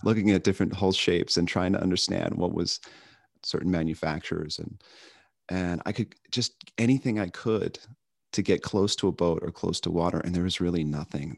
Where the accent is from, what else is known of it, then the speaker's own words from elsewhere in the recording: Long Island, New York, United States; now in Chicago, United States; I grew up on Long Island, on the canal system on Long Island